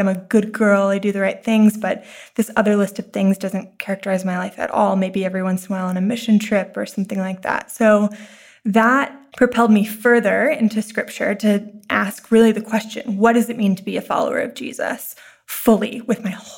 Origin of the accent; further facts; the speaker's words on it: Texas, United States; moved away as an adult; now in New York City, United States; I'm originally from Texas. I moved to New York to go to NYU theater school